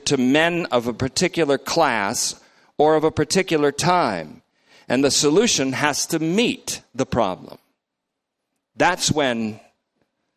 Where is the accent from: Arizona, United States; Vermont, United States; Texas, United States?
Vermont, United States; my guys that I grew up with in Vermont